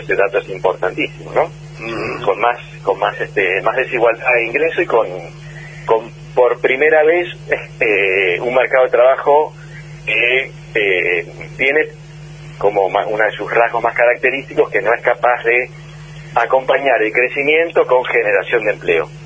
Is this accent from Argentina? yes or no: yes; Argentina; como los argentinos